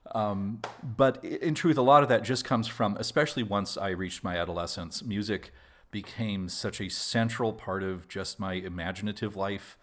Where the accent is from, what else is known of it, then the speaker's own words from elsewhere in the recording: Albuquerque, New Mexico, United States; also born or lived in Los Alamos, New Mexico; I was born in Albuquerque, which is New Mexico's largest city